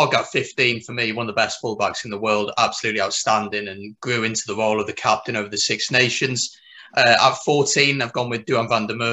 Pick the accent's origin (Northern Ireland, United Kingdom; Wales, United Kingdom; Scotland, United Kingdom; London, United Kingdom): Wales, United Kingdom; Welsh; Being Welsh